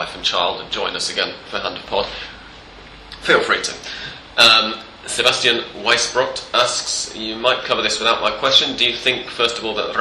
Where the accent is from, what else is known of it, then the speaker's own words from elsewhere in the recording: England, United Kingdom; now in Argentina; I'm English